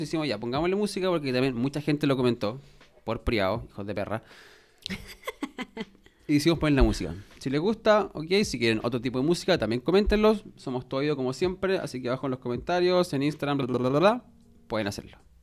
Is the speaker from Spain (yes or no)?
no; Chile; nací en Portón, puta, un era chico de campo